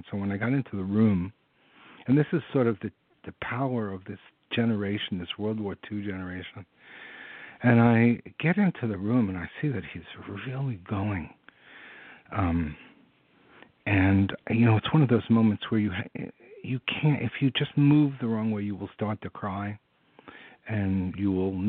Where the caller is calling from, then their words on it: San Francisco, California, United States; I'm calling from the Bay Area. I live in San Francisco.